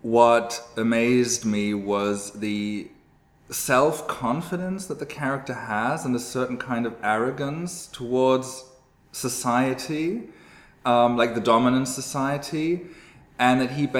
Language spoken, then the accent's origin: English; Cologne, North Rhine-Westphalia, Germany; I'm from Cologne